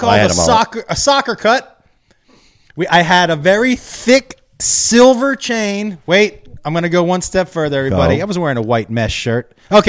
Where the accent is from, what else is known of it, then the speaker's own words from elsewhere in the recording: Massachusetts, United States; also born or lived in Texas; I'm from Massachusetts.